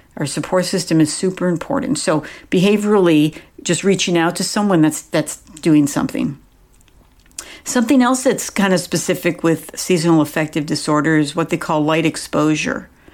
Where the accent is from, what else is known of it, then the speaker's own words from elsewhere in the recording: Buffalo, New York, United States; moved away; I grew up in Buffalo, New York